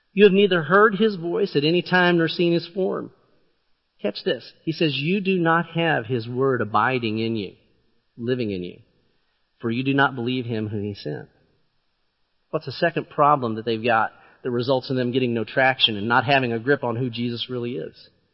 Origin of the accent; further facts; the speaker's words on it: southeastern Illinois, United States; I grew up in southern east, southeastern Illinois